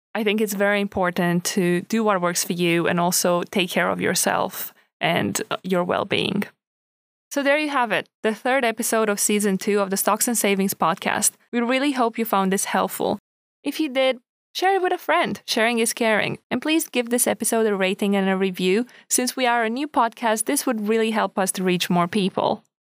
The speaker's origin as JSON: {"language": "English", "country": "Romania", "moved": "yes", "lives_now": "United Kingdom", "said": "not from the U K, um, so I didn't grow up here. And I'm from Romania"}